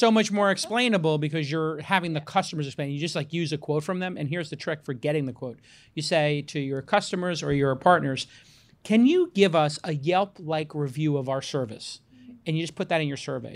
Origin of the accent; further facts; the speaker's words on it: United States; now in San Francisco, United States; I'm an American living in San Francisco